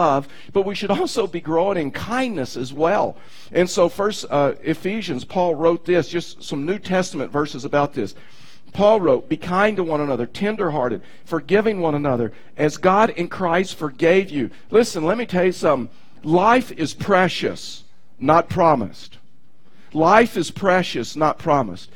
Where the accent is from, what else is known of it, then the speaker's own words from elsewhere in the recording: Texas, United States; I'm from Texas